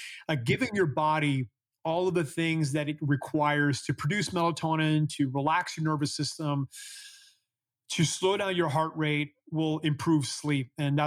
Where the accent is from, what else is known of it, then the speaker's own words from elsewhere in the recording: Canada; I'm from Canada, so as a kid, in the winter, we used to sleep with 5 or 6 blankets on top of us because it was really cold at night.